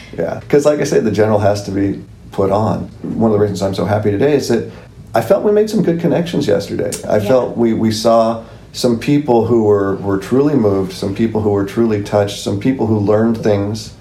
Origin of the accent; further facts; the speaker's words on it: Southern California, United States; I was born in Southern California, still live in Southern California